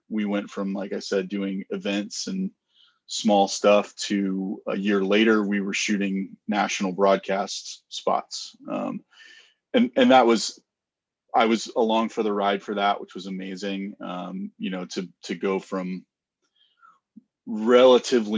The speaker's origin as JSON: {"language": "English", "region": "Texas", "country": "United States", "also_born_or_lived": "Colorado", "moved": "yes", "lives_now": "Detroit, United States", "said": "I'm from Texas originally, Colorado, and then we moved to Detroit"}